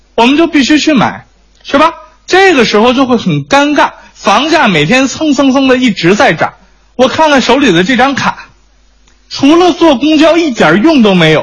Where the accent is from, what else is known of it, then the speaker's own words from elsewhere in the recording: Beijing, China; 我是北京人，生在北京